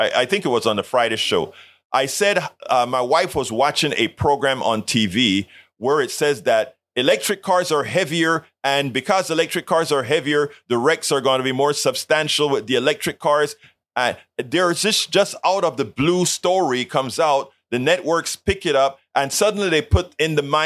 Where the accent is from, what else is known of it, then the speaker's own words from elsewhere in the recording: Colón, Panama; now in United States; In Panama, in Colón, where I'm from